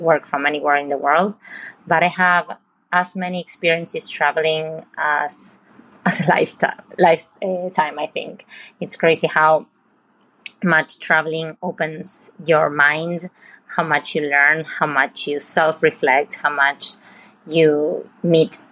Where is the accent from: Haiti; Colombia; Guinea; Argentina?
Argentina; now in Houston, United States; I'm originally from Argentina, but living in Houston, Texas.